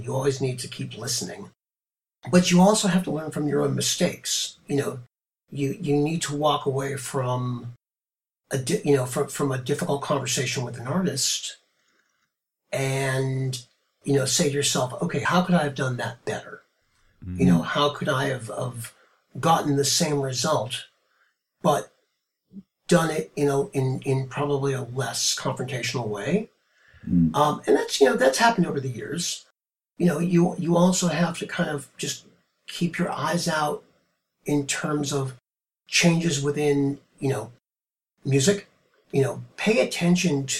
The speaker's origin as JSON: {"language": "English", "town": "Marblehead", "region": "Massachusetts", "country": "United States", "tie": "born or raised there", "also_born_or_lived": "New York City", "moved": "yes", "said": "my hometown, Marblehead, Massachusetts. It was a great place to grow up"}